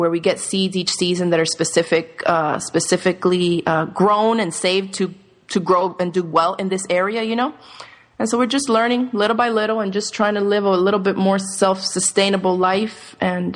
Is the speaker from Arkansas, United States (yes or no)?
no; Miami, Florida, United States; moved away; also born or lived in New York / Dominican Republic; I grew up in Miami